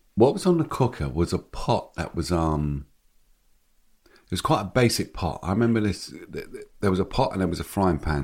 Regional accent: London, United Kingdom; growing up in Hackney

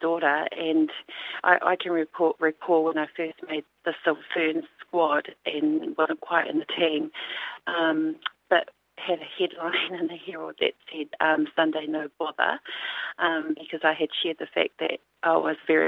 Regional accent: Auckland, New Zealand; growing up in Auckland and being part of a very religious family

